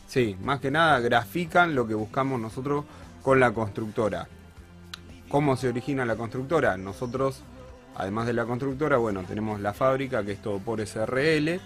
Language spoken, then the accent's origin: Spanish; Casilda, Santa Fe, Argentina; Casilda, que es de donde yo soy